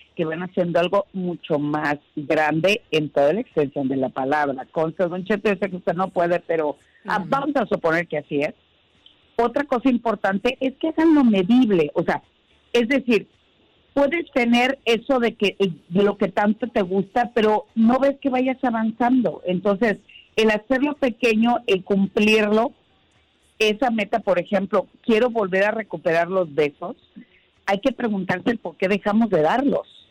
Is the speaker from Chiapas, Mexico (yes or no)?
no; Sinaloa, Mexico; moved away; desde mi tierra que llegué hoy por la mañana y me recibió un tremendo desayuno sinaloense.